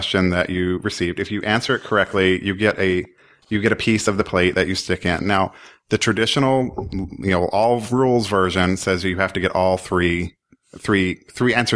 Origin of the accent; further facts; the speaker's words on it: Oklahoma, United States; I am from Oklahoma